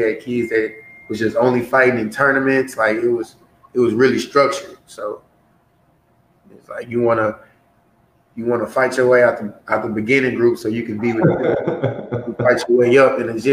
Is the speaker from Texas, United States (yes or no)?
yes; Houston, Texas, United States; I'm from Houston